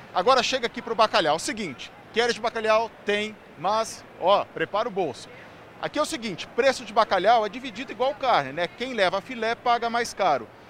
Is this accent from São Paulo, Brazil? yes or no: yes; interior of São Paulo, Brazil; now in São Paulo, Brazil; eu sou do interior de São Paulo. A gente lá nem fala de bacalhau, nem Natal, nem Ano Novo, né? A gente fala de leitô, a gente fala de churrasco. Eu fui descobrir isso aqui em São Paulo só